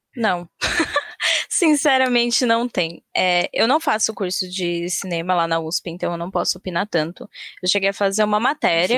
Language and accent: Portuguese; Campo Limpo Paulista, São Paulo, Brazil; eu vim do interior de São Paulo. Não tão interior assim, tipo Campo Limpo Paulista, fica logo ali.